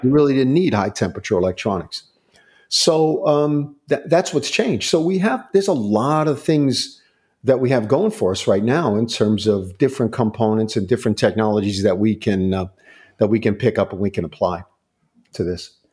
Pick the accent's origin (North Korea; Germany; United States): United States; Long Island, New York; moved away; also born or lived in Akron, Ohio; I grew up in Long Island, New York